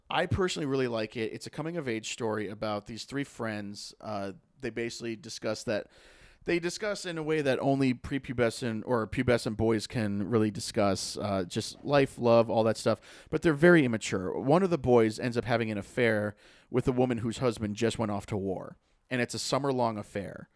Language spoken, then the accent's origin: English; Lake Winnipesaukee, New Hampshire, United States; I grew up on Lake Winnipesaukee